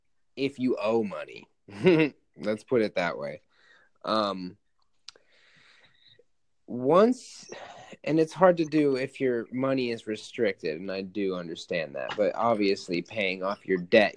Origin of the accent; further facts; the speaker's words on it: Alaska, United States; I'm straight out of Alaska